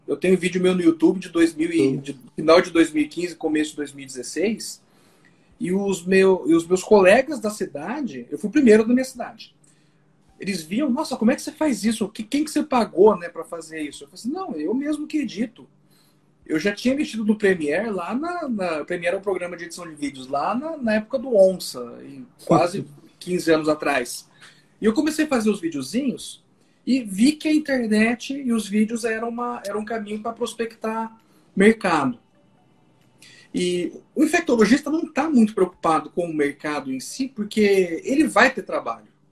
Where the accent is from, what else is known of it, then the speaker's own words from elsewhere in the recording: Londrina, Paraná, Brazil; now in Maringá, Brazil; Eu sou londrinense, sou, sou paranaense, eu sempre morei no Paraná